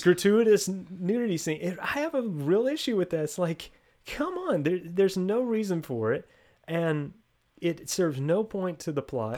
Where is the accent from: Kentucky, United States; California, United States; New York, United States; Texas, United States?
Texas, United States; Two thirds of us are from Texas, and we record from Texas